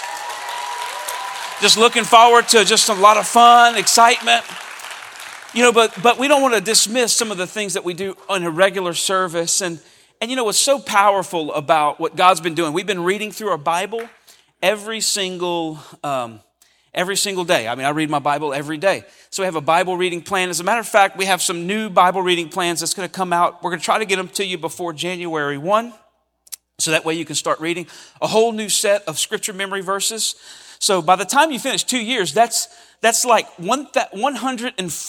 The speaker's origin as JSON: {"language": "English", "area": "Cajun", "region": "Louisiana", "country": "United States", "said": "this is part of being a Cajun"}